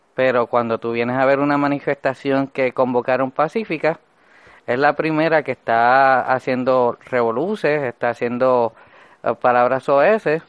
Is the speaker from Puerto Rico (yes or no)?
yes; Puerto Rico; el Puerto Rico donde yo nací